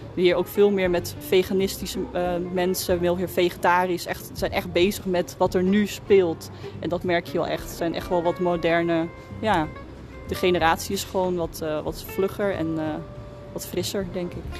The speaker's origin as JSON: {"language": "Dutch", "town": "Schagen", "region": "North Holland", "country": "Netherlands", "said": "ik kom zelf uit Schagen"}